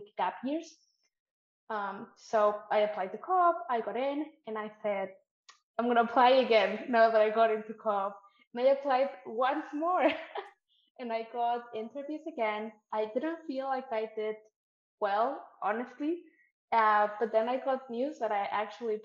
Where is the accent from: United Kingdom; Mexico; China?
Mexico; moved away as an adult; now in Canada; I'm from Mexico, where paid internships are not really a thing that exists.